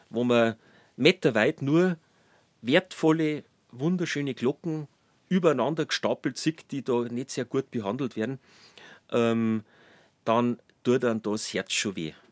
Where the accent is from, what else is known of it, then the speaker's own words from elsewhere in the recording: Traunstein, Bavaria, Germany; born there; Genau, ich bin in Traunstein schon geboren